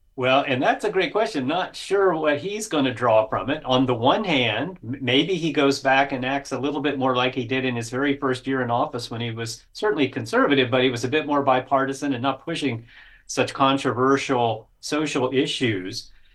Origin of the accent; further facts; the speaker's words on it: Florida, United States; born and raised in Florida